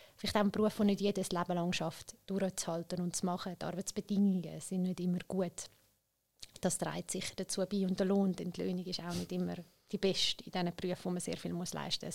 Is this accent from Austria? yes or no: no; Zurich, Switzerland; ich bin in Schwammendingen auch selber aufgewachsen